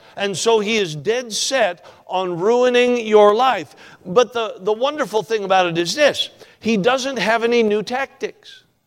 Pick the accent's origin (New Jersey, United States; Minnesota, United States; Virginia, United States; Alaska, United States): Alaska, United States; also born or lived in Franklin, Kentucky; We're from Alaska, of course. I spent all my life in Alaska.